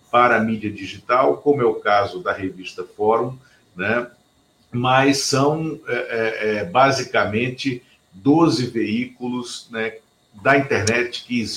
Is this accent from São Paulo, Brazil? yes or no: no; Pernambuco, Brazil; born there; de todo mundo que se chama … e que nasce em Pernambuco, como eu e como Luiz Inácio, por coincidência.